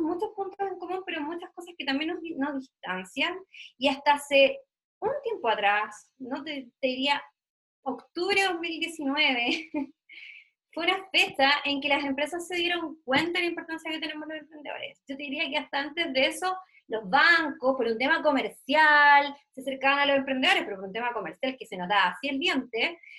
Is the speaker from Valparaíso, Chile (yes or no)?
no; Puerto Montt, Los Lagos, Chile; yo soy de Puerto Montt, en, el sur de Chile